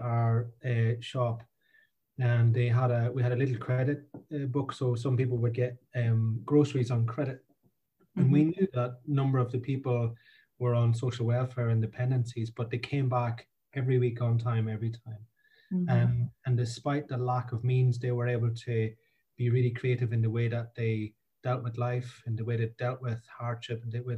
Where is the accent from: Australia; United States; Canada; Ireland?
Ireland; now in Scotland; I say I'm from Ireland because I grew up in a pub beside a crossroads near a field in the middle of nowhere.